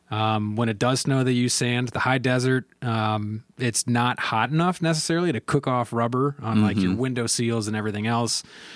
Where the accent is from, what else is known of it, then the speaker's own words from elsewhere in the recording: Raleigh, North Carolina, United States; So, and I grew up in Raleigh, North Carolina.